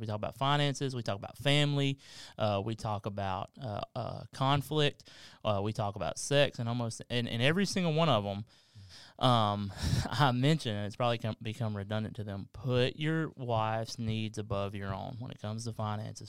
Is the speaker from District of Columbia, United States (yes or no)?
no; Kentucky, United States; now in South Carolina, United States; I'm from Kentucky